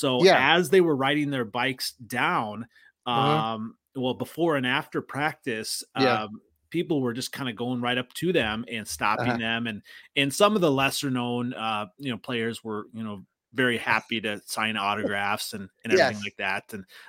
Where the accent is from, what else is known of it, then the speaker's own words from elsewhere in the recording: Iowa, United States; also born or lived in Minnesota; now in Wisconsin, United States; So actually, I grew up in Iowa, and I still have the VHS of the …